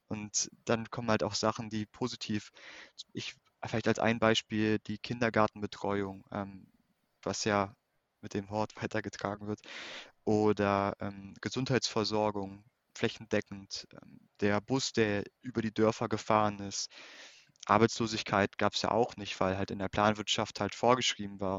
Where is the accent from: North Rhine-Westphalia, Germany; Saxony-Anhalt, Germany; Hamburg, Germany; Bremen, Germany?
Saxony-Anhalt, Germany; Zerbst; ich bin in Ostdeutschland aufgewachsen, geboren in, in Anhalt-Bitterfeld, in Zerbst